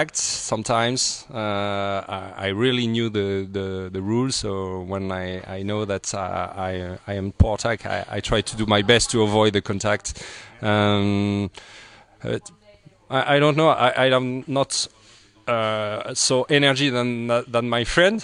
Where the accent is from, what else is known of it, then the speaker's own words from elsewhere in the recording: south of France, France; I'm from France. From the south of France